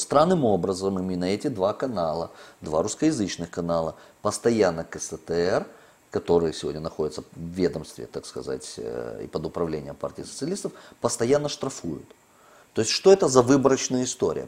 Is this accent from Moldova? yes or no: yes; Moldova